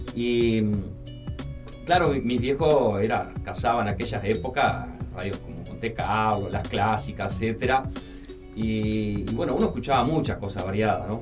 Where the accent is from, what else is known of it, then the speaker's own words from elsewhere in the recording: Barros Blancos, Canelones, Uruguay; yo crecí en Canelones, en Barros Blanco